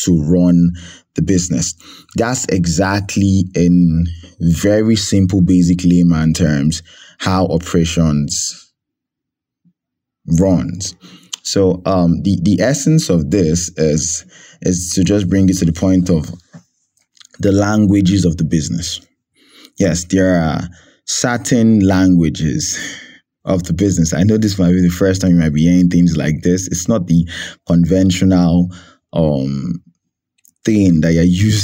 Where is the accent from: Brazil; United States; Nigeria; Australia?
Nigeria; I'm Nigerian at heart